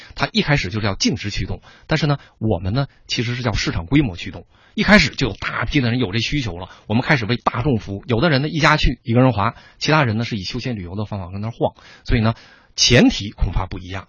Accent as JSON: {"language": "Chinese", "region": "Northeast China", "country": "China", "said": "我本人是东北人"}